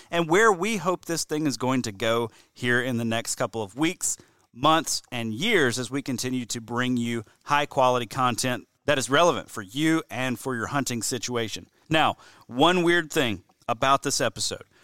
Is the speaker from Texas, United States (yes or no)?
no; Mobile, Alabama, United States; moved away as an adult; also born or lived in Louisiana / Wisconsin; now in Georgia, United States; I'm originally from the Deep South, originally from Mobile, Alabama.